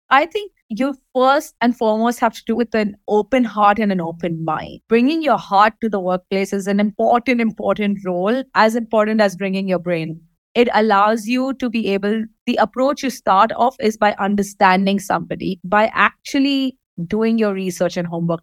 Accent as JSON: {"language": "English", "region": "Dubai", "country": "United Arab Emirates", "tie": "born or raised there", "said": "I'm born and raised in Dubai"}